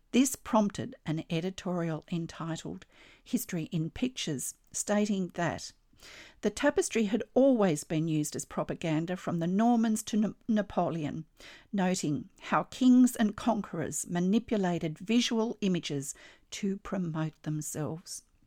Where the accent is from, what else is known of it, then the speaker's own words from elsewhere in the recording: Australia; I'm an Australian textile artist